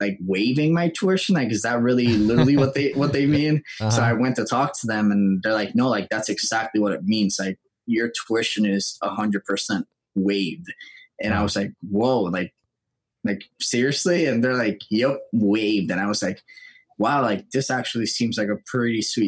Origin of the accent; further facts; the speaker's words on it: Puerto Rico; moved away as an adult; also born or lived in New Hampshire; I was born and raised in Puerto Rico. I lived there for 20 years.